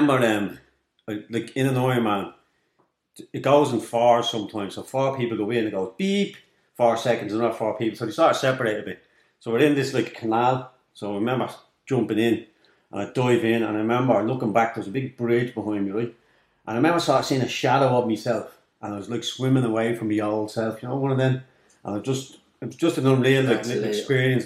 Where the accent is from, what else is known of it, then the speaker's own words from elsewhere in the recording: Dublin, Leinster, Ireland; I grew up in Darndale, I grew up in Cooler with nothing.